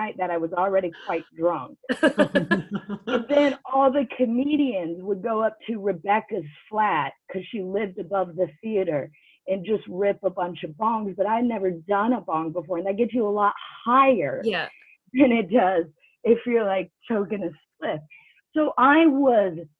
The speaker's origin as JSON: {"language": "English", "country": "United States", "also_born_or_lived": "North Carolina / New York City", "moved": "as an adult", "lives_now": "United Kingdom", "said": "I'm originally from America. I live in the UK"}